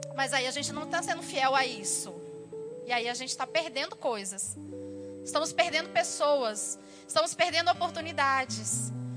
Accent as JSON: {"language": "Portuguese", "country": "Brazil", "moved": "yes", "said": "Eu sou brasileira"}